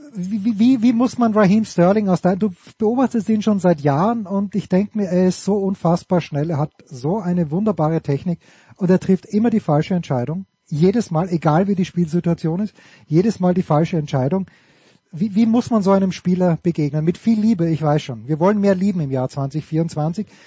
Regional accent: Austria; ich komme ja nicht aus Graz. Also ich komme ja, ähm, ich, ich komme ja aus, aus Volzberg

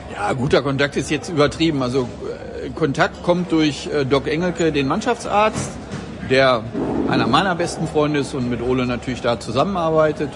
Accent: Celle, Lower Saxony, Germany; also born or lived in Bremen; now in Bad Oeynhausen, Germany; gebürtig in Celle in Niedersachsen

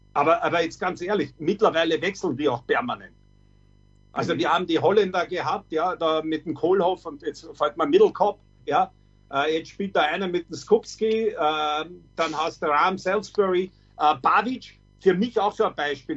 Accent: Austria; bei uns in Österreich

